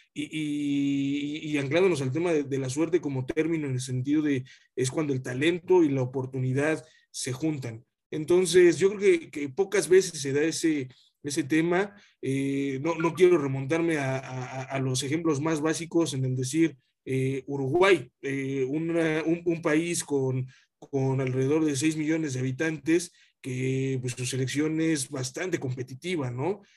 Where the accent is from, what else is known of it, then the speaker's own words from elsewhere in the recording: Mexico; como mexicano